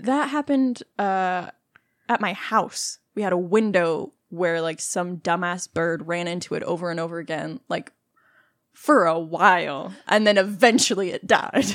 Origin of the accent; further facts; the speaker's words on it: Texas, United States; we're both from Texas